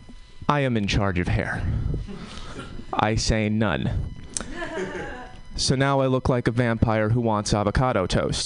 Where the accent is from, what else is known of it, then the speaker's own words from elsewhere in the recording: Connecticut, United States; now in Oakland, United States; I'm from Connecticut. We have different problems in Connecticut